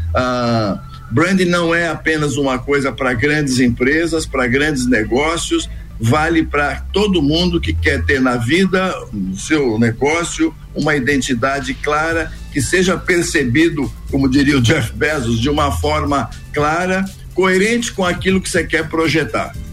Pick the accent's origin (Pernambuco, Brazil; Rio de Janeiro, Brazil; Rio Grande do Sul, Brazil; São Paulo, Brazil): São Paulo, Brazil; also born or lived in Minas Gerais; eu sou meio, meio paulista, portanto, muito provinciano